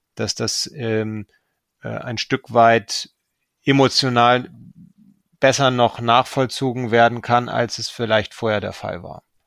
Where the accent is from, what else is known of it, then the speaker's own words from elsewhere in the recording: Germany; sind wir als Deutsche in besonderer Verantwortung